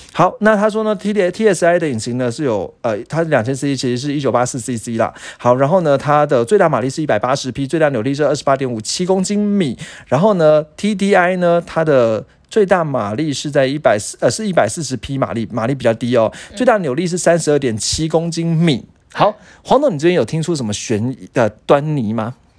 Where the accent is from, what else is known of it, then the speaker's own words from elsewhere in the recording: Taiwan; 我们台湾人勤俭持家的风格